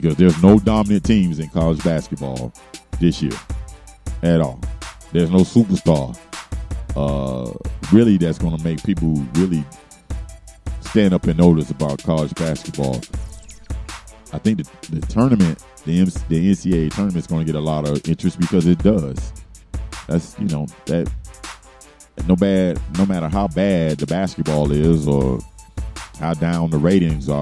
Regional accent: Florida, United States; now in Atlanta, United States; you're in Florida, my home state

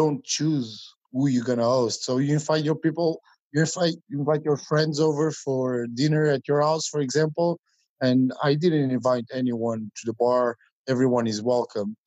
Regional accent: small town near Lisbon, Portugal; I'm from Portugal, from a small town near the capital. It's about 40 minute drive

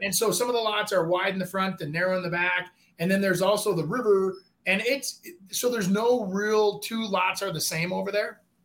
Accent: Brooklyn Park, Minnesota, United States; I grew up in Brooklyn Park.

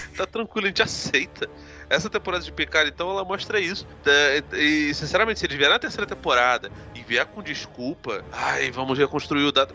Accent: Brazil; eu sou, eu sou, brasileiro

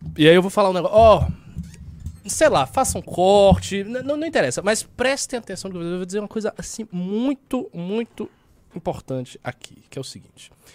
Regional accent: Salvador, Bahia, Brazil; now in São Paulo, Brazil; Eu venho de Salvador, pô, Salvador é uma metrópole e tal. Eu, eu já, quando eu cheguei aqui, eu já senti a diferença.

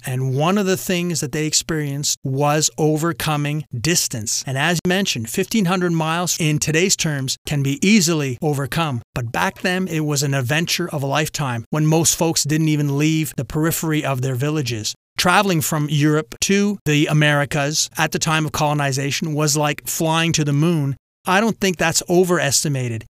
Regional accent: Quebec, Canada; growing up in French Catholic Quebec

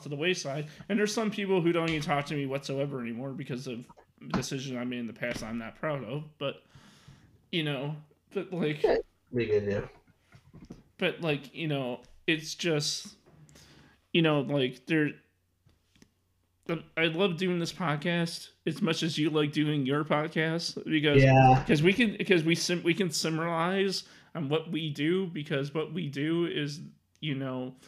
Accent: Mount Prospect, Illinois, United States; also born or lived in Arlington Heights, Illinois; when I was a child growing up in Mount Prospect, Illinois, that's the town I mainly grew up in. I mean, I was born and raised in Arlington Heights, and then I moved to Mount Prospect.

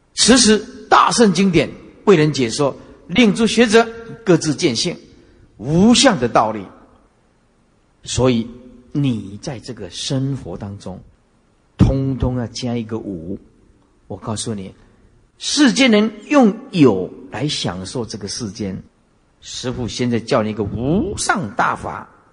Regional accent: Taiwan; 我们台湾话叫跨话卡丘啊

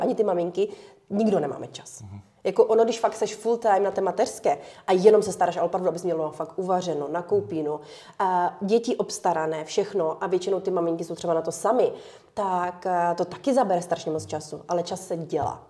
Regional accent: Ukraine; moved away; my jsme ještě Ukrajinci

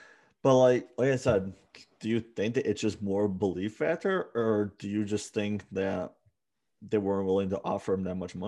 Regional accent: Buffalo, New York, United States; you know how I'm from Buffalo

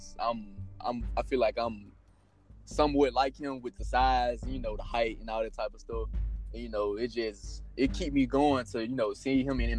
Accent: Memphis, Tennessee, United States; I grew up in Memphis, Tennessee.

